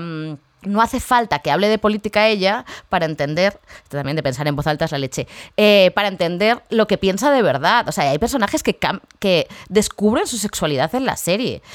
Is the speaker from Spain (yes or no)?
yes; Spain; moved away; soy española